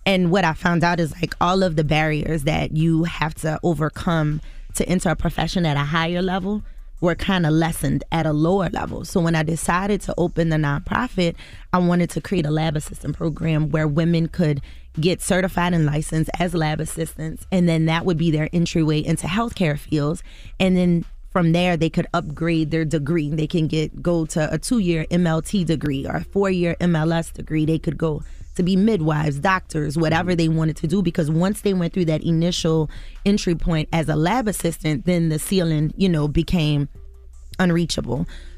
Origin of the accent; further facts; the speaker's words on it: the South, United States; we're from the South.